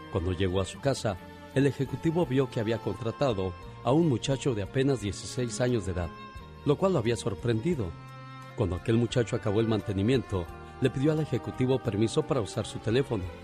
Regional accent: Durango, Mexico; moved away; Un día salí de Durango, pero Durango nunca salió de mí.

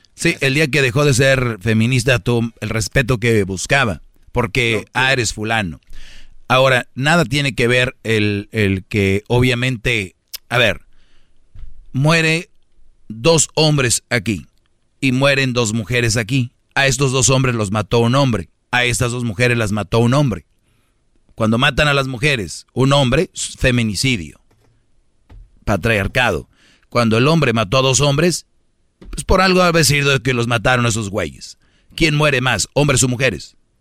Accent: Monterrey, Nuevo León, Mexico; yo también soy de Monterrey

